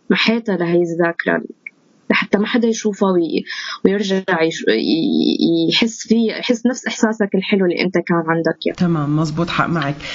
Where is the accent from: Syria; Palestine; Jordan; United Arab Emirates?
Syria; مثل وضعنا نحن كسوريين انتمائنا لسوريتنا